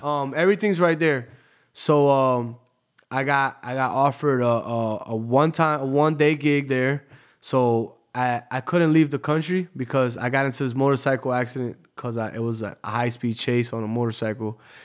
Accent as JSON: {"language": "English", "town": "Tampa", "region": "Florida", "country": "United States", "tie": "born or raised there", "also_born_or_lived": "New Jersey / Bahrain", "moved": "as an adult", "lives_now": "Miami, United States", "said": "I grew up in Tampa, but I, I lived all over the world. You know, I was born in New Jersey"}